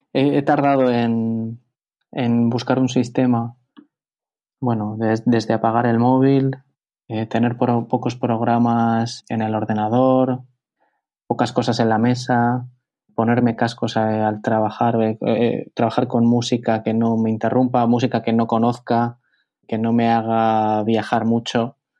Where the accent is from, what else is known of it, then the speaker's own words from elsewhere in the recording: Bilbao, Basque Country, Spain; moved away as an adult; also born or lived in Madrid; yo soy de Bilbao, eh, yo vivo en Bilbao y cuando estuve viviendo en Madrid